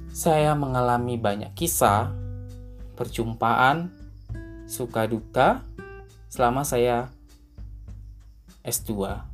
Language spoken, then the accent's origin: Indonesian; Sumatra, Indonesia; Saya baru pertama kali tinggal di Pulau Jawa. Saya orang yang dari lahir dan tumbuh besar di Sumatera harus bersosialisasi dengan orang-orang di Pulau Jawa.